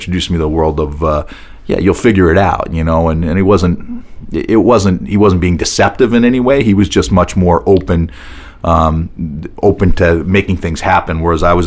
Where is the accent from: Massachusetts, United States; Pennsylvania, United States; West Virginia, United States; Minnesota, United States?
Massachusetts, United States; outside of Boston; moved away; also born or lived in New York (family); I grew up outside of Boston